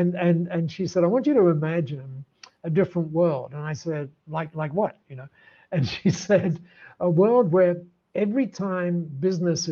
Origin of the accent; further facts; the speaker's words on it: Dover, South East England, United Kingdom; moved away as an adult; now in Australia; I was born down there in Dover, very close to Dover.